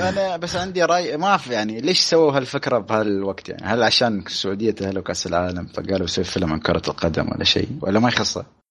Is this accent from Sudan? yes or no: no; United Arab Emirates; عندنا بالامارات